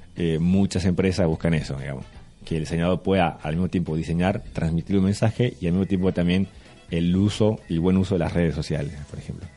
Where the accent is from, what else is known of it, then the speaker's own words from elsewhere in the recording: Formosa, Argentina; yo eh, nací en Formosa